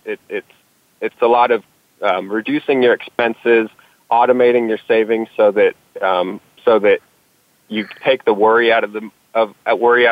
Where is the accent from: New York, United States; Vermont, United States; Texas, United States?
Texas, United States; I'm from Texas and I was digging ditches in the Texas summers